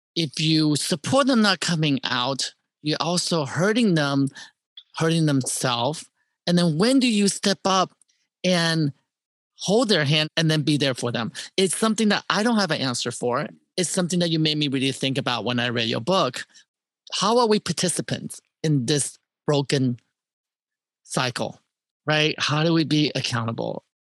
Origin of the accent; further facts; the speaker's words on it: Terre Haute, Indiana, United States; moved away; I'm from Terry Hill, Indiana